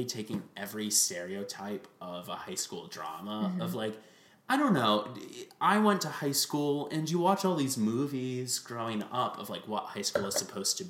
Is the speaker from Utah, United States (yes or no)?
no; Connecticut, United States; I'm from Connecticut